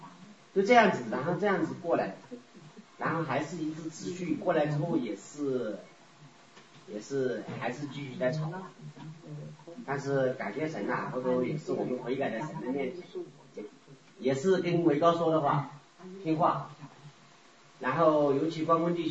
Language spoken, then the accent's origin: Chinese; Sichuan, China; moved away as an adult; also born or lived in Japan / Canada; 我老家四川的。